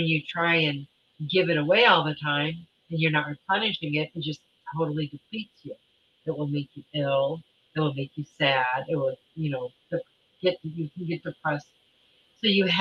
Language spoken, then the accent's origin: English; Michigan, United States; moved away; I grew up in Michigan, so we had some really nasty winters when I was a kid